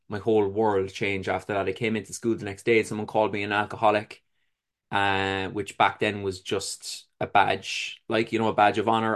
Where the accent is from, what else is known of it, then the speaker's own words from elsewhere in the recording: Cork, Munster, Ireland; I was born in Cork City in Ireland. It was a humble, uh, upbringing, I would say